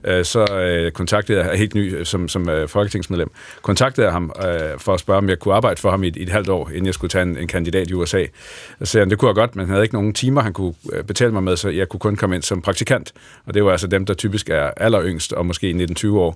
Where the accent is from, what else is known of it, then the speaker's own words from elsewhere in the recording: Lolland, Zealand, Denmark; now in Horsens, Denmark; jeg kommer fra Lolland, men er, bor i dag øh, lidt uden for Horsens.